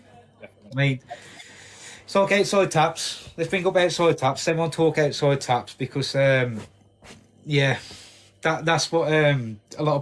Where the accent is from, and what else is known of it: Black Country / Birmingham area, West Midlands, United Kingdom; accent: yam yam (Black Country)